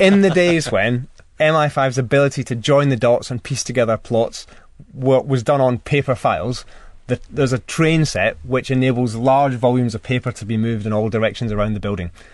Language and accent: English; Scotland, United Kingdom; I suppose being Scottish